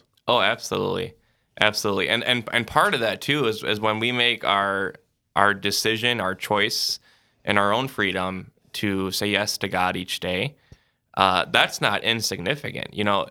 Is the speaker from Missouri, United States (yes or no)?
no; Sioux Falls, South Dakota, United States; I'm originally from Sioux Falls, South Dakota